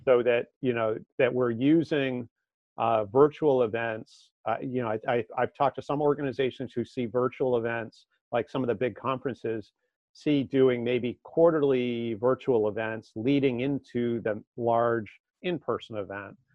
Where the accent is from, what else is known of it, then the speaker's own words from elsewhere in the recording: Marblehead, Massachusetts, United States; no in massachusetts uh, just northeast okay. of boston in a little, little town called marblehead